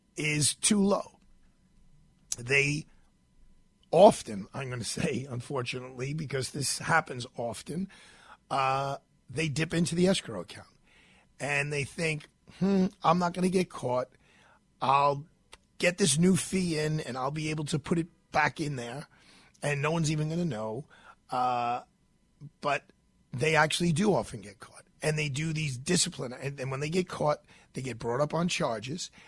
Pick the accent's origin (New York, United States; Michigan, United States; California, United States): New York, United States; New York City; I'm from Bay Ridge